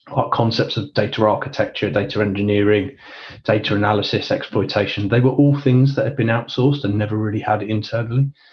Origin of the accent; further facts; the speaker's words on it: London, United Kingdom; I'm from London or Northwest London originally.